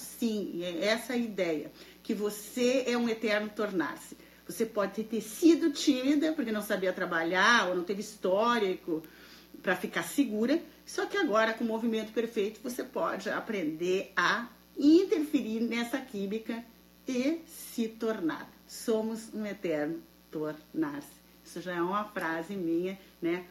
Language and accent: Portuguese; Santa Maria, Rio Grande do Sul, Brazil; now in United States; boa noite de Santa Maria, boa noite, minha terra natal